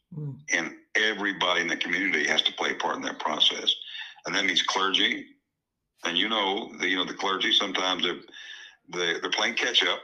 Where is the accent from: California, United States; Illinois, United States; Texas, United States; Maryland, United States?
Texas, United States; moved away; also born or lived in Tennessee; I grew up in, in Texas. I'm a Tennessean, but I grew up in Texas